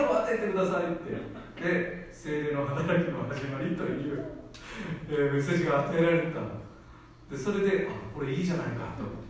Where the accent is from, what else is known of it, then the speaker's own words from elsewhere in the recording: South Korea; now in Japan; 自分の母国ではその韓国ではですね